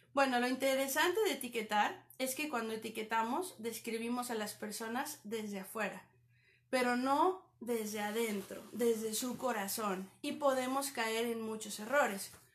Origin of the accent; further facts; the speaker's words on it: Toluca, State of Mexico, Mexico; moved away as an adult; now in Canada; Soy de México, de la ciudad de Toluca.